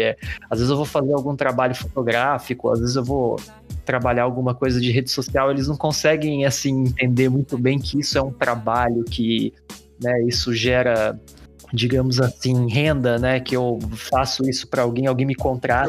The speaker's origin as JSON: {"language": "Portuguese", "town": "Pindamonhangaba", "region": "São Paulo", "country": "Brazil", "also_born_or_lived": "Poços de Caldas", "moved": "yes", "lives_now": "São Paulo, Brazil", "said": "eu sou de Pindamonhangaba, que é outra cidade do interior"}